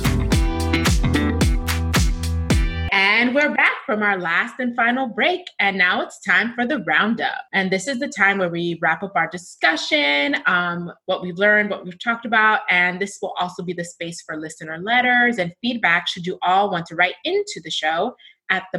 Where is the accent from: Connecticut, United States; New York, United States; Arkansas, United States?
New York, United States; New York City; growing up in Sunset Park, being from Brooklyn